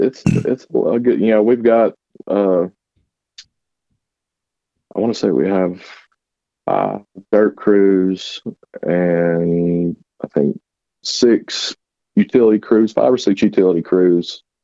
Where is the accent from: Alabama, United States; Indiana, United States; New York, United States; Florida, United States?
Alabama, United States; North; also born or lived in Tennessee; I was born in Tennessee. I grew up in North Alabama. I was there for almost 20 years